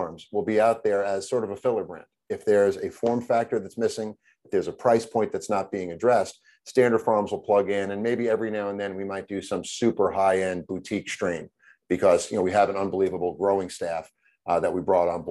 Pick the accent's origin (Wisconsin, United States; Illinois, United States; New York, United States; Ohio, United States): New York, United States; Long Island; I grew up on Long Island